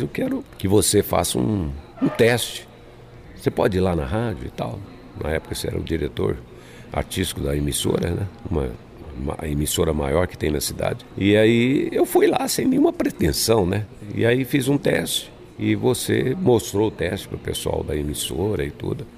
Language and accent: Portuguese; São Paulo, Brazil; moved away as an adult; also born or lived in Goiás; eu sou paulistano, né? Nasci na cidade de São Paulo. E eu, e, e eu morava na periferia